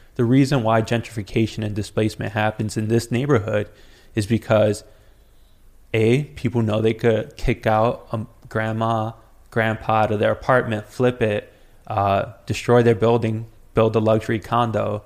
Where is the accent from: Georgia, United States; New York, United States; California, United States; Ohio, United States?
New York, United States; New York City; I grew up on Rivington and Forsyth